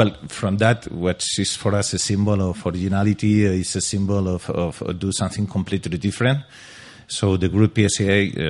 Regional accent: Madrid, Community of Madrid, Spain; English is a second language; From Madrid, yes.

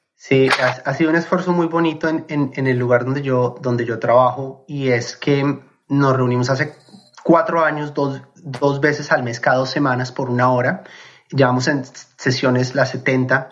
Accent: Colombia; moved away as an adult; Yo crecí en Colombia, viví en Colombia hasta los 23 años

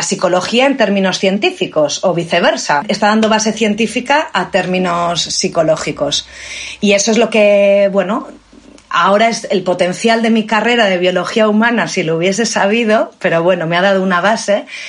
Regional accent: Valladolid, Castile and León, Spain; also born or lived in Barcelona / South Africa; now in Cantabria, Spain; nací en Valladolid.

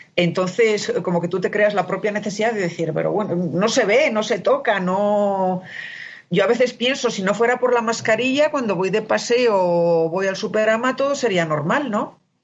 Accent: Spain; now in Mexico; soy española

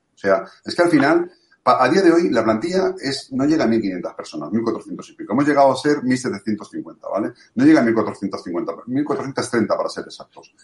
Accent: Valencia, Valencian Community, Spain; yo soy de Cabañán, a mí no me lo vas a contar. yo lo he vivido, durante toda mi vida

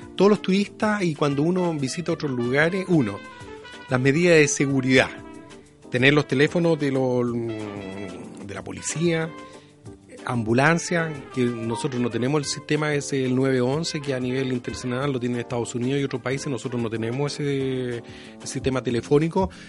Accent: Chile; nosotros como chilenos

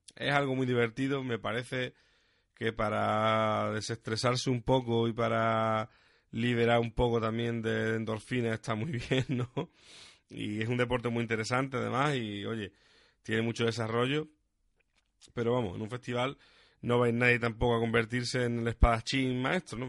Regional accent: Huelva, Andalusia, Spain; Yo, por ejemplo, soy de Huelva

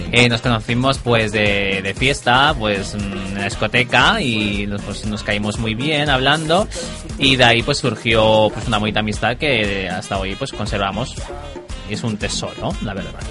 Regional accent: El Prat de Llobregat, Catalonia, Spain; Yo soy del Prat.

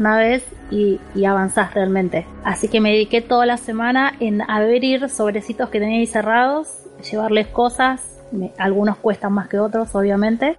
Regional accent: Argentina; yo soy de Argentina

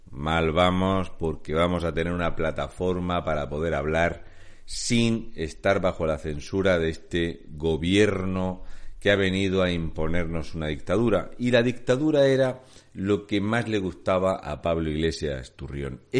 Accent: Region of Murcia, Spain; soy un murciano encabronado.

